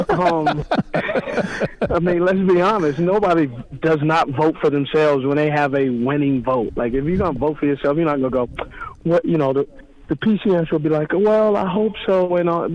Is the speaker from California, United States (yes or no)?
yes; Los Angeles, California, United States; the porch I was raised on was in Los Angeles, California, very tough upbringing